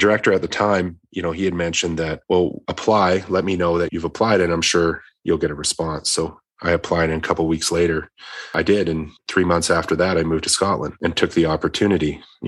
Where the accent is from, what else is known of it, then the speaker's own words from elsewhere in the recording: Edmonton, Alberta, Canada; born there; So Alberta, you know, there was Alberta. I was born in Edmonton and had gone back and forth.